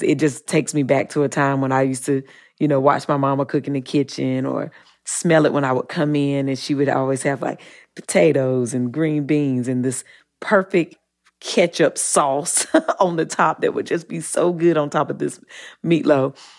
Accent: Eaton, North Carolina, United States; I'm from the South, and I, I grew up in, in Eaton, North Carolina

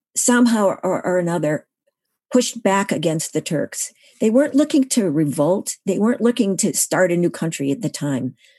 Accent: Syracuse, New York, United States; now in Massachusetts, United States; I was born in Syracuse, New York, and um, now live in Massachusetts.

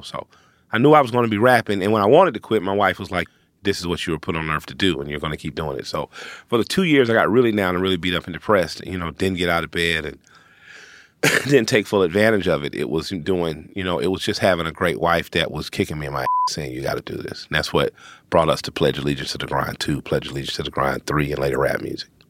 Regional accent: Atlanta, Georgia, United States; I'm from Atlanta.

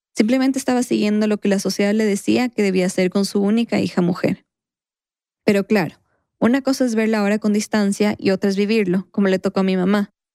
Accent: Quito, Pichincha, Ecuador; un recuerdo de mi infancia, en Quito

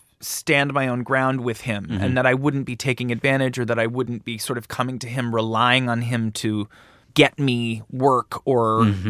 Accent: Canada; I think growing up in Canada, I got a job at MTV very early on

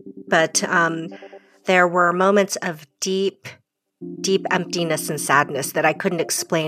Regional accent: United States; also born or lived in South Korea; I am American. I'm white.

